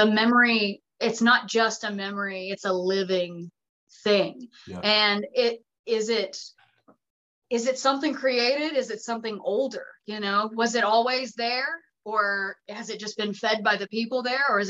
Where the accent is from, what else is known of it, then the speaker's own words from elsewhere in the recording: Haywood County, Western North Carolina, United States; I'm from Western North Carolina. I'm from Haywood County